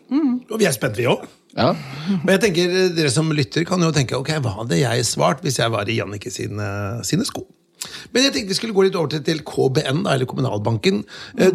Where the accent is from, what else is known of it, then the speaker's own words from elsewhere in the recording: Notodden, Vestfold og Telemark, Norway; jeg kommer fra, fra Notodden